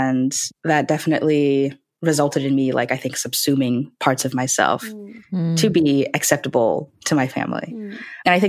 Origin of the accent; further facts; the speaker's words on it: United States; my parents are from China and Taiwan, and they moved here. So I was born here. So I am an ABC. I'm an American born Chinese